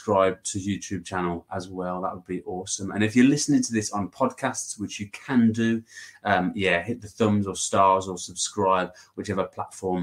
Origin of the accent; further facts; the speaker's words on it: England, United Kingdom; I'm from England